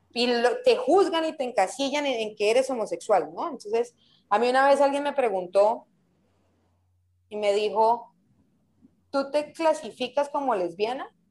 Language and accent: Spanish; Colombia; moved away as an adult; also born or lived in Bucaramanga / Taganga / Playa del Carmen; now in Mexico; Cuando me vine para México, salí de Colombia